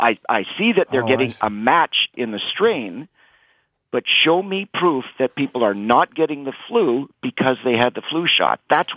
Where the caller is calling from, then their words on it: Vancouver, British Columbia, Canada; I'm in Vancouver, British Columbia, Canada.